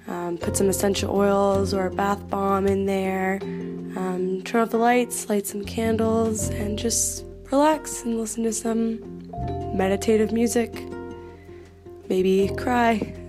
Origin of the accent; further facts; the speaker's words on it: Peterborough, Ontario, Canada; I'm from Peterborough, Canada.